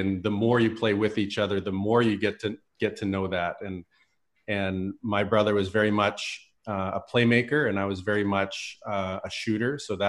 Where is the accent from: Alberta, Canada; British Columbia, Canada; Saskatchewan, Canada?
Alberta, Canada; Red Deer; Yeah, I grew up in Red Deer, Alberta.